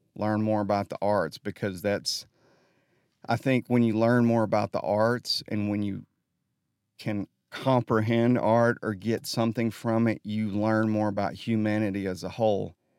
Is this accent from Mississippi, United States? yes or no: no; Holly Pond, Alabama, United States; I'm from Holly Pond